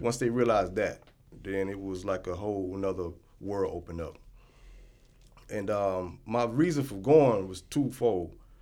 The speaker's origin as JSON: {"language": "English", "country": "United States", "said": "I'm from the United States"}